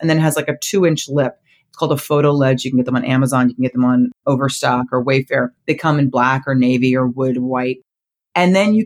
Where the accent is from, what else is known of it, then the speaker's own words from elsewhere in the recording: New Jersey, United States; I grew up right outside New Jersey